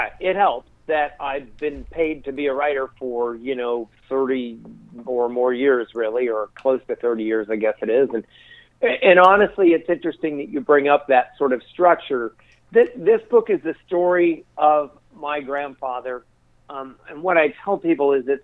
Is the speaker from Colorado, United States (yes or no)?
yes; Colorado, United States; also born or lived in Wyoming / New Mexico; I grew up, was born and raised in Colorado and spent most of my life in the Rocky Mountains, you know, Wyoming, New Mexico, places like